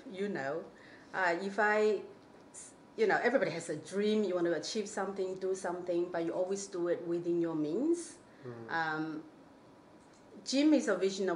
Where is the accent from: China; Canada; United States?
China; now in Australia; I'm from China